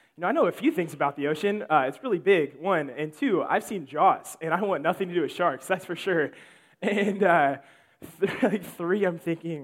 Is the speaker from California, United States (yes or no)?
no; Illinois, United States; moved away; I am from Illinois